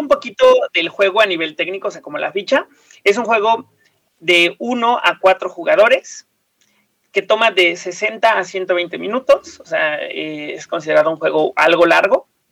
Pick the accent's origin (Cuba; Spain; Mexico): Mexico; nos pertenece Teotihuacán como mexicanos